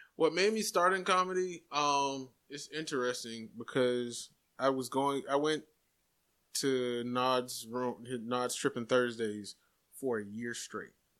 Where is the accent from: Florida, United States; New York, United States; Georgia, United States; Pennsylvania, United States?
Florida, United States; Jacksonville; I am from Jacksonville, born and raised